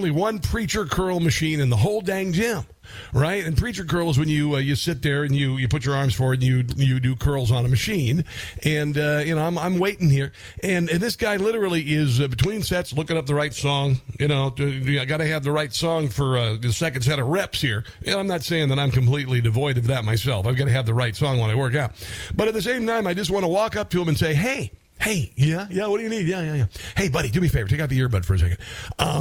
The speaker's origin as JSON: {"language": "English", "region": "Iowa", "country": "United States", "tie": "born or raised there", "said": "my home state, Iowa"}